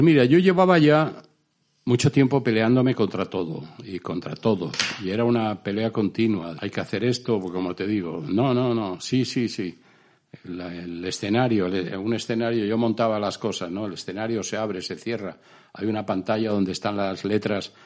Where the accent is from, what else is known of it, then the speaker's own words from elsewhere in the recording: Spain; moved away; como somos los españoles